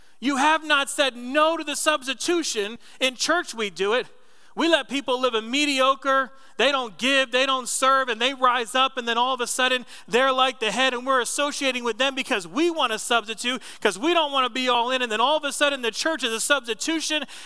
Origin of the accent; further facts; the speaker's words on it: New Jersey, United States; moved away; When I was a kid growing up in Jersey